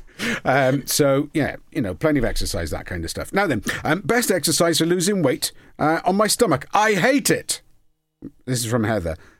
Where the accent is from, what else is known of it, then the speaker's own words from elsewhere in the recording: Port Talbot, Wales, United Kingdom; I'm from Port Talbot